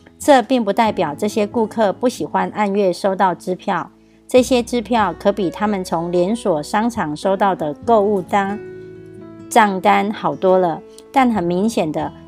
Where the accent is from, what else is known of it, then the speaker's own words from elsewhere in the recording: Miaoli, Miaoli County, Taiwan; 今天要为大家导读的主题是坚韧不摧的事业模式。